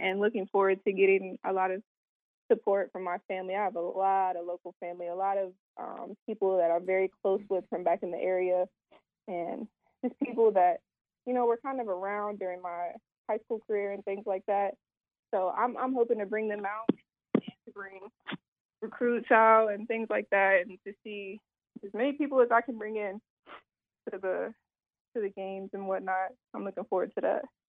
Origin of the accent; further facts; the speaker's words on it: Ironton, Ohio, United States; moved away as an adult; also born or lived in Virginia / North Carolina; coming back home, being close to my, my hometown community and things like that in the tri-state